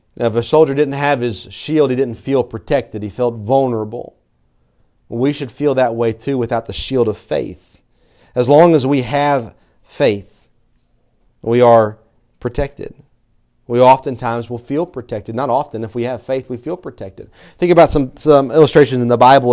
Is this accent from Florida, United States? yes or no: no; Tennessee, United States; I'm from Tennessee